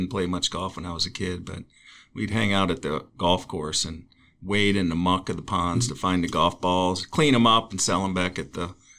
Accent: Chautauqua County, New York, United States; now in Ojai, United States; Well, I grew up in Chautauqua County where 220 inches of snow on average, some years over 300.

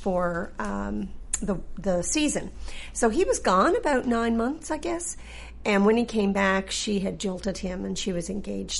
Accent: Green's Harbour, Newfoundland and Labrador, Canada; I did.

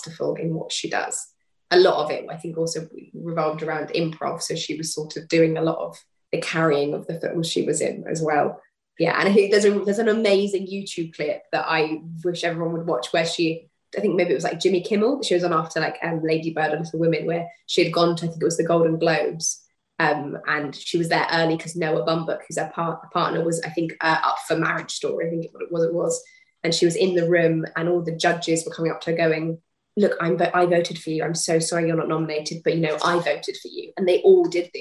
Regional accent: United Kingdom; I'm like the definition of British

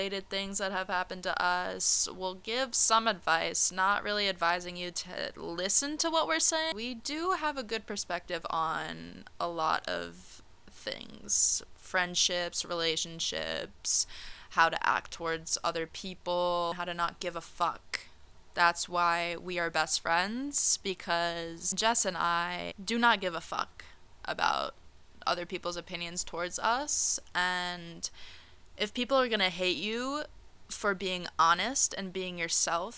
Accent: New York, United States; now in Tampa, United States; I am from New York

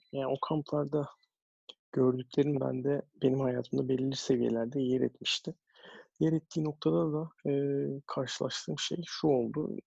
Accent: Istanbul, Turkey; moved away as an adult; also born or lived in United States; o zamanlar şu anki Lütfü Kırdar Kongre Merkezi o zamanların spor sergi sarayında basketbol içerisinde büyüyerek hayata gelmişim.

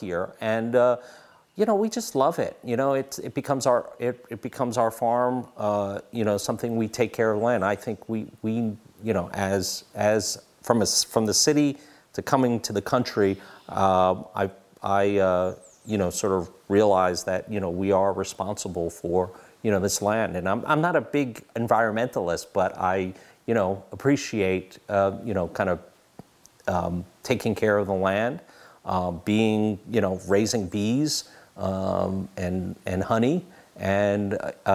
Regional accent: New York City, New York, United States; moved away; also born or lived in Wayne County, Pennsylvania; we're from New York City

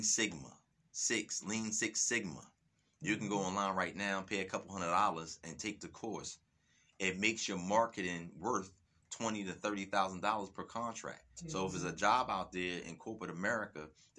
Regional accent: Camden, New Jersey, United States; I am born and raised in Camden

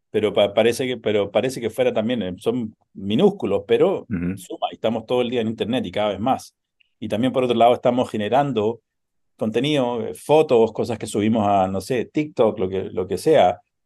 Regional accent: Chile; moved away as an adult; also born or lived in United States; now in New York, United States; crecí en Chile

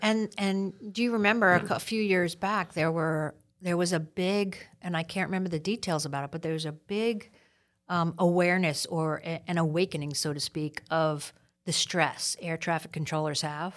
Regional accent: New York City, New York, United States; growing up in New York City

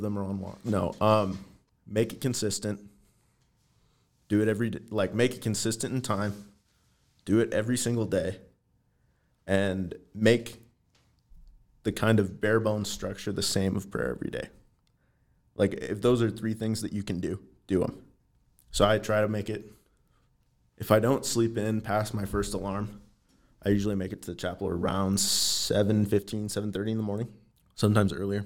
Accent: Everett, Washington, United States; moved away as an adult; now in Helena, United States; I'm from Western Washington, from a town called Everett, which is just a little bit north of Seattle

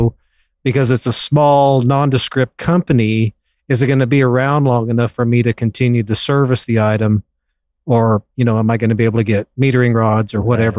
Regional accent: Western Wyoming, United States; I grew up in Western Wyoming, a very remote part of Western Wyoming.

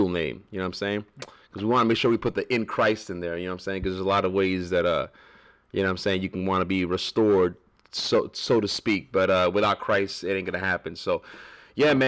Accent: Tampa, Florida, United States; I was born and raised here in Tampa. So, you know, I've been here all my life, man, for the most part.

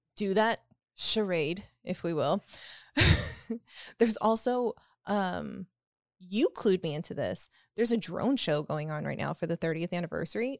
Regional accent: Texas, United States; I'm a Texan in Paris

